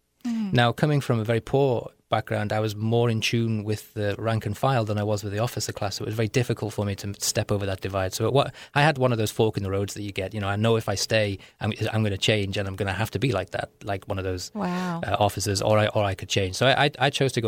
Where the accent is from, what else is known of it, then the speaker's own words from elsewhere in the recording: North West England, United Kingdom; accent: Liverpool; and Britain is a class structure, and I was working class. My accent is a Liverpool accent, or it's a mixed accent now.